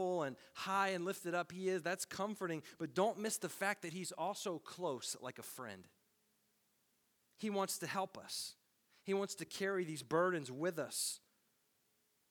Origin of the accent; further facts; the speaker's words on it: Tennessee, United States; Growing up in Tennessee